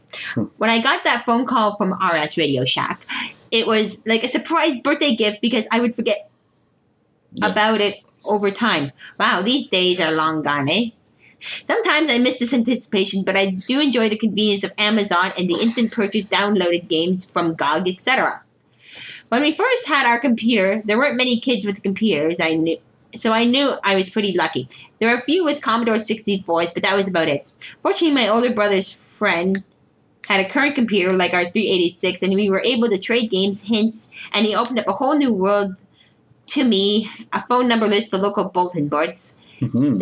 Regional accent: Ottawa, Ontario, Canada; moved away as an adult; now in Toronto, Canada; I just had a bad time growing up in Ottawa. And immediately hijacked my way back to Toronto as soon as I could

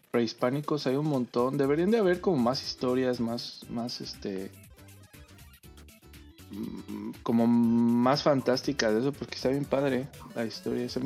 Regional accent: Mexico; moved away as an adult; now in Canada; No, soy mexicano, pero vivo eh, acá.

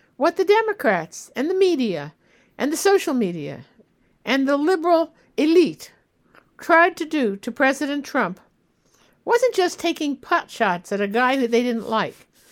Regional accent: United States; As an American

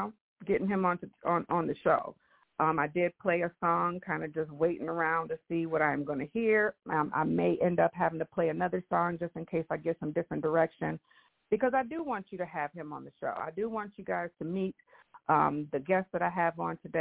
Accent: Michigan, United States; I have been born and raised in the United States here in Michigan.

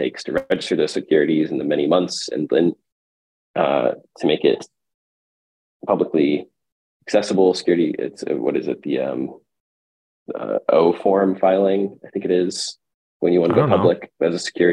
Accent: Texas, United States; also born or lived in California; now in New York, United States; I grew up in Texas, moved to California, and then New York

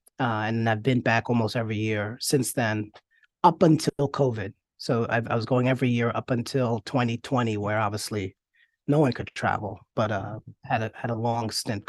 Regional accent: New York, United States; So I grew up in New York.

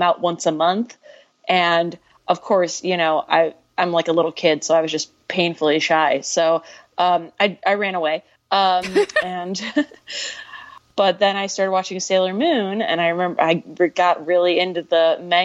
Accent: Detroit, Michigan, United States; I grew up right outside Detroit.

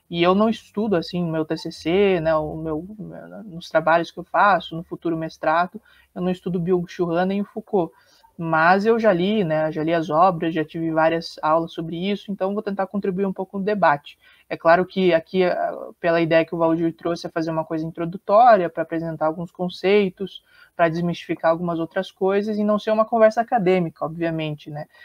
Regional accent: Paraná, Brazil; Sou aqui do Paraná.

